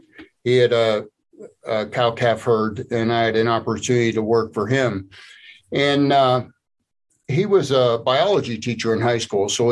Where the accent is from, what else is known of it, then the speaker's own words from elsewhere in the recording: State College, Pennsylvania, United States; But I grew up here in Happy Valley and in State College, Pennsylvania, and I spent most of my career in working for Big Ten universities.